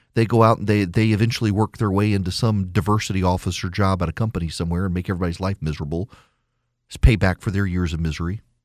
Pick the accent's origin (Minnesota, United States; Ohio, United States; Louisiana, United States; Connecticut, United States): Louisiana, United States; rural; also born or lived in Dubai; I moved home to rural Louisiana. Rural Louisiana. Until recently, the town I grew up in had no stoplight. I graduated from public school in rural Louisiana.